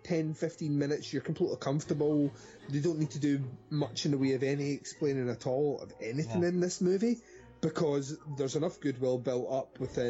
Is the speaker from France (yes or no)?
no; Scotland, United Kingdom; I'm definitely Scottish